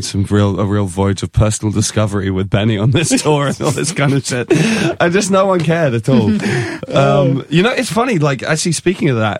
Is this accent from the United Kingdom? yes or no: yes; England, United Kingdom; I'm English